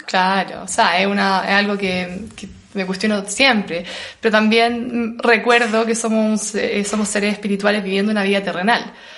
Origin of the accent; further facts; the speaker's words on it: Chile; moved away as an adult; also born or lived in Australia / Bali; como buen chileno